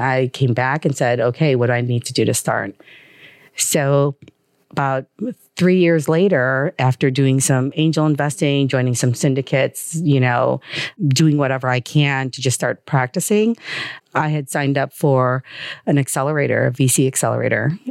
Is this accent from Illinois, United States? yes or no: yes; Chicago, Illinois, United States; also born or lived in Manila, Philippines; moved to Chicago at age two and a half